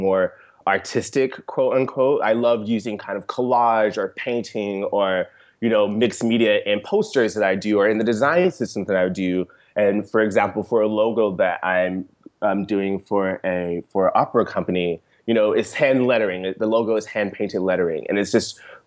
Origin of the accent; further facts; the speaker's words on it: Seale, Alabama, United States; I grew up in rural Seal, Alabama